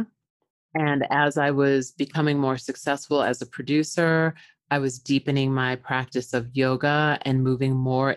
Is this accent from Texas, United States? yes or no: no; Long Island, New York, United States; I was born in New York on Long Island to parents that were very strict.